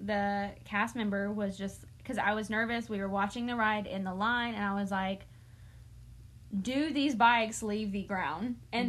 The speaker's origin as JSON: {"language": "English", "region": "North Carolina", "country": "United States", "said": "we're from North Carolina, home of the zoo."}